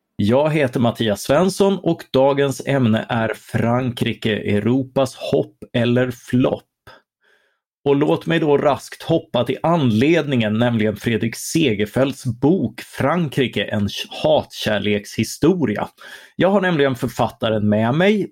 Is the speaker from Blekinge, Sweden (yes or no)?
yes; Karlskrona, Blekinge, Sweden; vi, vi är ju från Karlskrona.